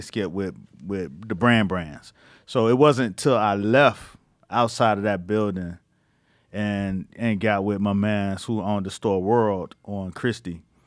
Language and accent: English; Miami, Florida, United States; now in New York, United States; where I'm from in Miami